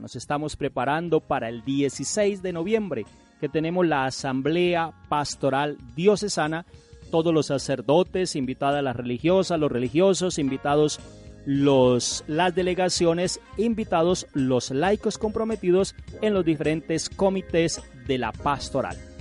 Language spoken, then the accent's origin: Spanish; Colombia; todos somos colombianos y nuestra iglesia colombiana